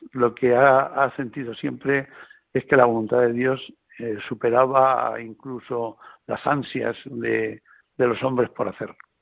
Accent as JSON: {"language": "Spanish", "town": "La Roda", "region": "Castilla-La Mancha", "country": "Spain", "said": "yo soy de La Roda, eh, yo no vivo en Albacete capital, yo vivo en La Roda"}